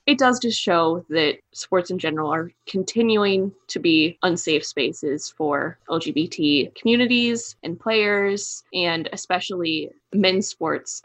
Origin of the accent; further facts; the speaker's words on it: Kansas City, United States; I'm from Kansas City